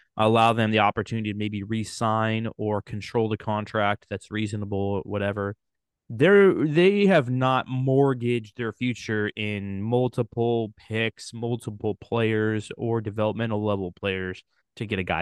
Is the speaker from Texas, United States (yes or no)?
no; Sacramento, California, United States; my hometown